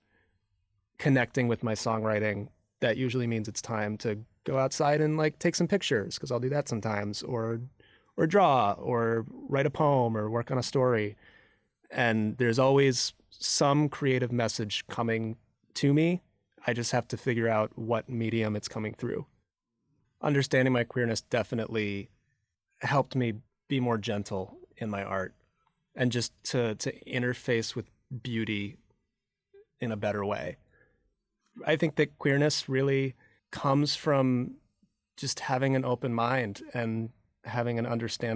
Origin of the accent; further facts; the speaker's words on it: Michigan, United States; moved away as an adult; now in New York, United States; I grew up in the Midwest, in Michigan